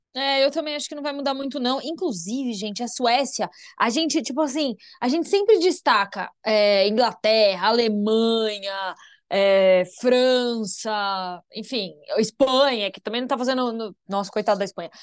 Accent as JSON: {"language": "Portuguese", "country": "Brazil", "said": "nós somos brasileiras"}